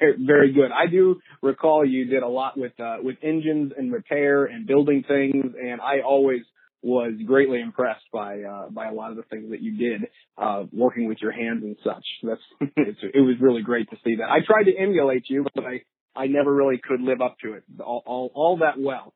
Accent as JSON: {"language": "English", "town": "Florissant", "region": "Missouri", "country": "United States", "tie": "born or raised there"}